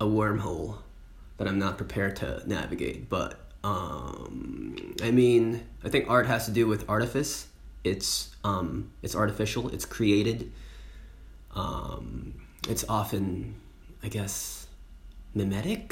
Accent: United States; now in France; I, as an American, can go back to the US

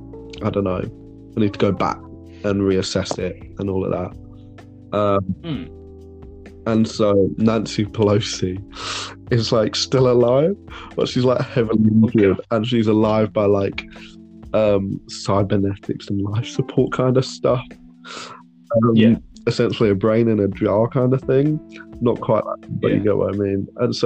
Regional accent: United Kingdom; But we were like, because we're British, we need to be ruled. We can't rule ourselves.

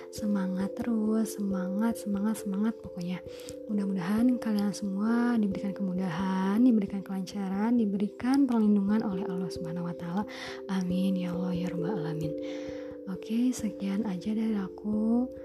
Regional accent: Ciamis, West Java, Indonesia; Jadi nama aku itu …, aku berusia 20 tahun. Aku berasal dari Ciamis, Jawa Barat.

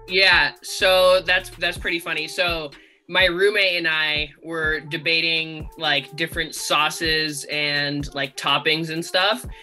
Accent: California, United States; I actually grew up in California

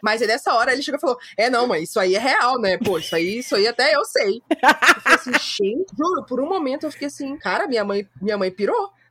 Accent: São Luís, Maranhão, Brazil; moved away as an adult; also born or lived in Fortaleza; now in São Paulo, Brazil; eu cresci em São Luís

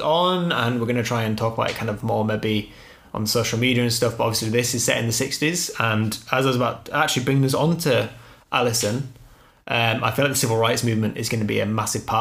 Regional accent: United Kingdom; We're just British

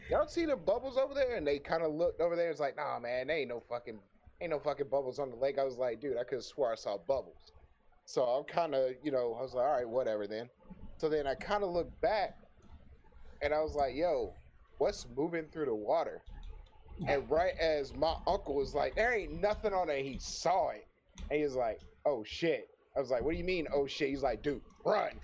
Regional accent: Florida, United States; moved away; I used to live in Florida

